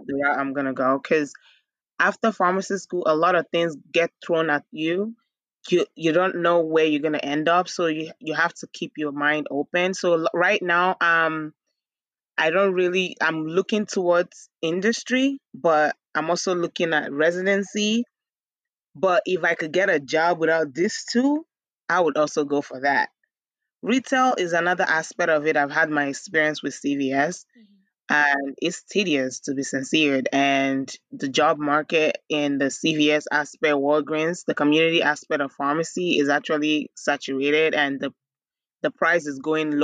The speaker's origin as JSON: {"language": "English", "country": "Nigeria", "tie": "born or raised there", "also_born_or_lived": "Bronx, New York, United States", "moved": "as an adult", "lives_now": "United States", "said": "growing up in Nigeria, my dad owned a drugstore"}